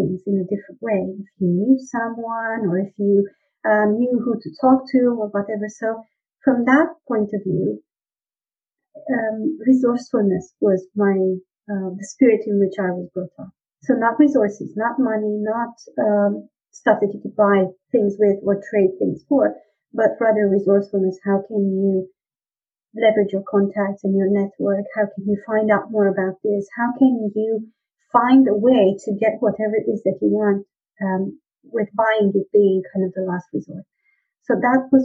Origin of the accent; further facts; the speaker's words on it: Romania; moved away; I was born in Romania